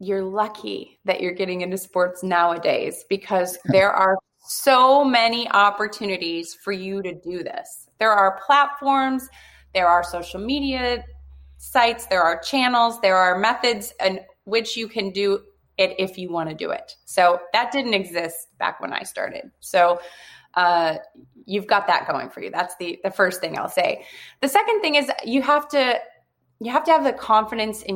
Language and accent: English; Michigan, United States; I grew up playing sports and hockey was like a religion, I'm from Michigan